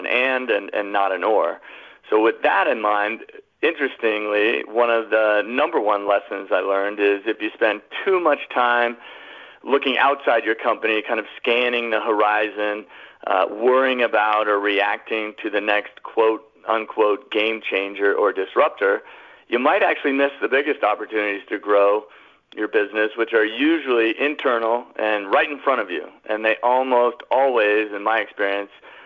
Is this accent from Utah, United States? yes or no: no; Colorado, United States; moved away as an adult; I moved back to my home state of Colorado